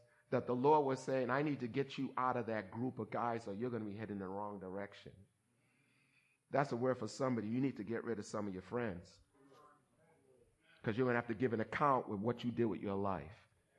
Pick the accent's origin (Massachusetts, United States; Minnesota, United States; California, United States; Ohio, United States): Massachusetts, United States; Somerville; as an African American growing up in Somerville where there weren't too many black people, and it was during the season of busing and all that stuff that you see that's history now